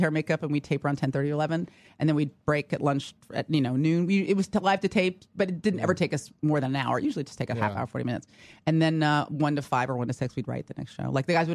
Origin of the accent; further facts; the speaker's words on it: San Francisco, California, United States; moved away; it's my hometown